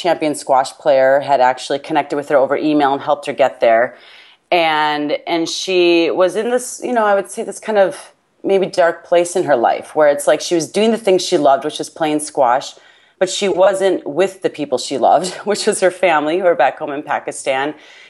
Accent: United States; accent: American; my American accent

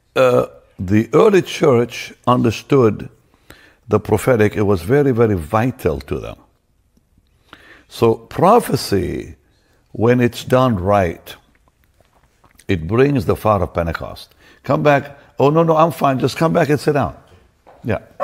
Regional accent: Israel; moved away; also born or lived in Toronto, Canada; I'm from Israel

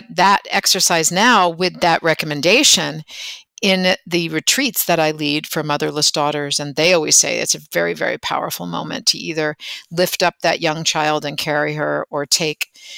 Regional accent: near the New Jersey border, New York, United States; I grew up in New York, just over in the New Jersey border

